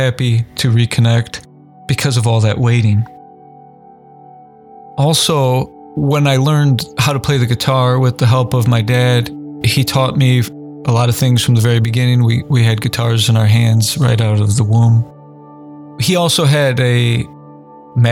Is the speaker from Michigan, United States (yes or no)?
no; Indiana, United States; Basketball was my main sport as a kid, growing up in Indiana especially